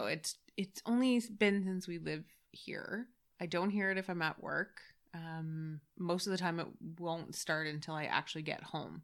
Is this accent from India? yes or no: no; Canada; being Canadian